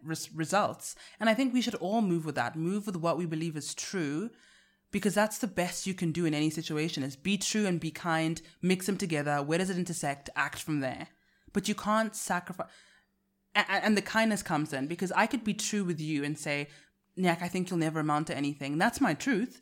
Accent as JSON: {"language": "English", "country": "South Africa", "accent": "South African", "said": "I sell my South African accent as British"}